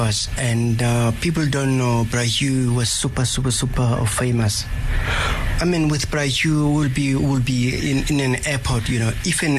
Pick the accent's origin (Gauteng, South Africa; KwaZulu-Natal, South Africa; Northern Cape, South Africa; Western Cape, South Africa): Western Cape, South Africa; Cape Town; moved away; my hometown, Cape Town